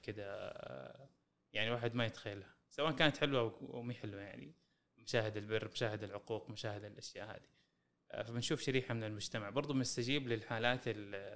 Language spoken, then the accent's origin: Arabic; Saudi Arabia; عندنا في السعوديه